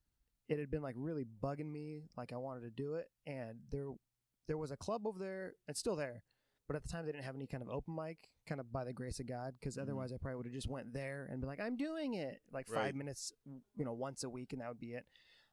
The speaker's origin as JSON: {"language": "English", "town": "Vancouver", "region": "Washington", "country": "United States", "tie": "born or raised there", "also_born_or_lived": "Tacoma", "said": "From is a tricky thing because I moved around a lot growing up, like super white trash, mm-hmm. where I was getting evicted and stuff. But I was born in Tacoma, and then I lived mostly in like the Vancouver, Washington area"}